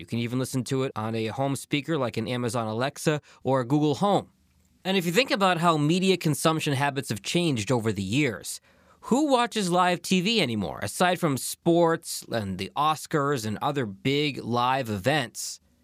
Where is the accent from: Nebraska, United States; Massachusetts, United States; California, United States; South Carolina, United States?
Massachusetts, United States; Boston; now in Detroit, United States; my hometown of Boston